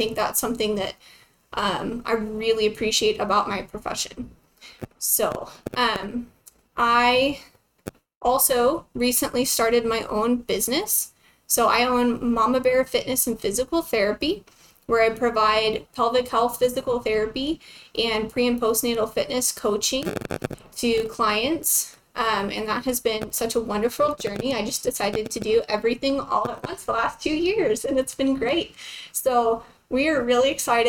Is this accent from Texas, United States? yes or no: yes; Lubbock, Texas, United States; I'm originally from Lubbock, Texas, so born and raised